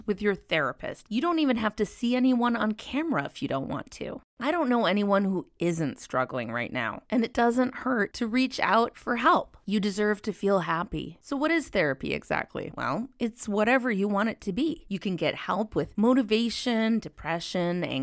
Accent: Minnesota, United States; now in California, United States; as someone who grew up in Minnesota

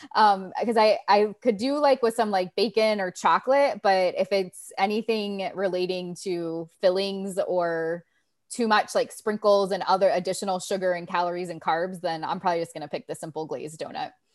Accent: Ohio, United States; moved away; I'm from Ohio

